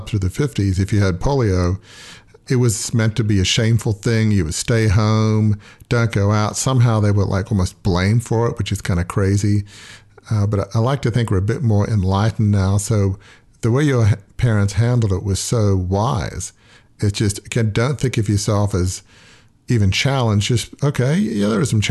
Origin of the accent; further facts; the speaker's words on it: Australia; I grew up in Australia, so we kind of play cricket